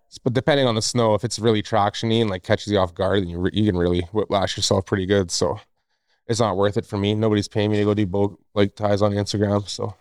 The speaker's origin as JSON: {"language": "English", "region": "Northwest Territories", "country": "Canada", "moved": "yes", "lives_now": "Revelstoke, Canada", "said": "I'm originally from Northwest Territories"}